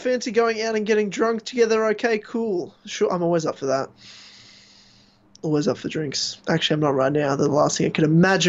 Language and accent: English; England, United Kingdom; All right, mate. I'm from England.